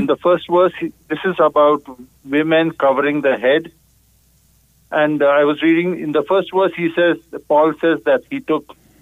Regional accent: India; now in United States; I grew up in India in the Plymouth Brethren Church

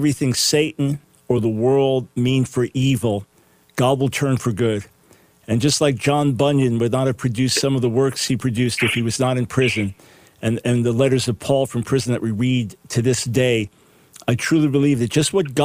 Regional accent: United States; As an American

